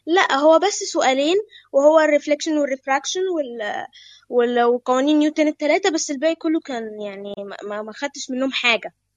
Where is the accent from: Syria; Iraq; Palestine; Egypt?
Egypt; انا من مصر عندي 11 سنه